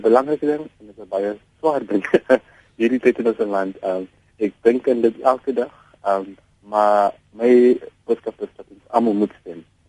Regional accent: South Africa; also born or lived in Mitchells Plain; as 'n jong Suid-Afrikaner, as 'n baie dankbare Suid-Afrikaner

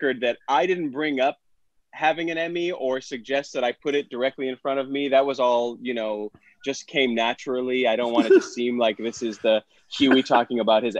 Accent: Syracuse, New York, United States; now in Los Angeles, United States; But I'm from Syracuse and I feel like I'm the only person, and I'm like very into my city. I feel like I'm the only person who's won an Emmy from there.

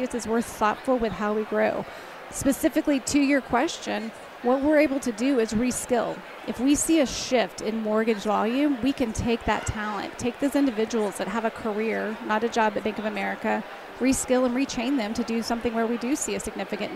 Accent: Dallas County, Texas, United States; Born and raised in Dallas County

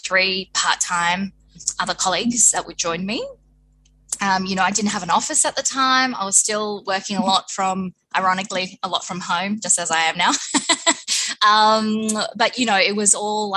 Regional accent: Footscray, Victoria, Australia; I grew up in Footscray. I'm a Footscray Westie girl

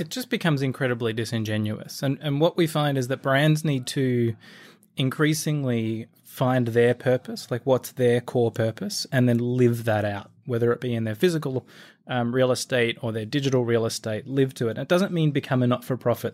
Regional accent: Australia; accent: Australian; moved away as an adult; now in United States; you'll tell from the accent, I am an Aussie, now living in the U S.

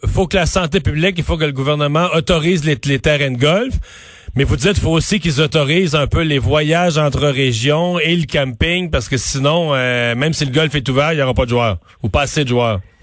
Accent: Bas-Saint-Laurent, Quebec, Canada; je viens du bas du fleuve

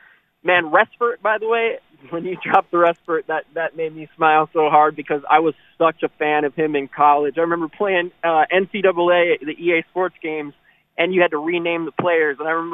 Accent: Racine, Wisconsin, United States; I grew up in Racine.

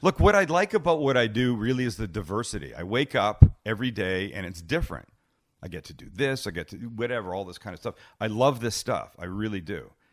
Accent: Canada; now in United States; because I'm from Canada

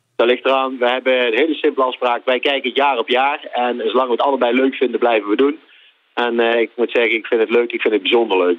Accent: Netherlands; als Nederlanders

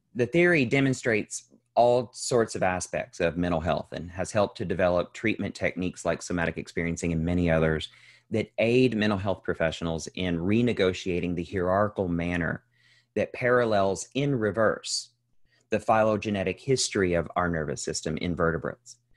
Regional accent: central Kentucky, United States; now in Los Angeles, United States; I'm originally from Kentucky, um, as is most of the generations back as far as we can tell. Um, I grew up to, in a very young family to two teenage parents who were working class people, um, in, in central Kentucky.

